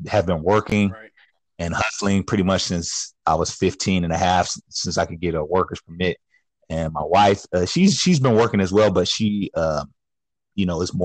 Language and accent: English; Sacramento, California, United States; Born and raised in Sacramento, California. Yeah, been here pretty much my whole life.